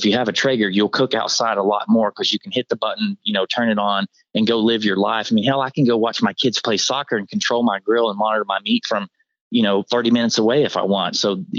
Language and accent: English; Deep South, United States; also born or lived in Tennessee; now in Dallas, United States; I was born in Tennessee, grew up in the deep South on sweet pork.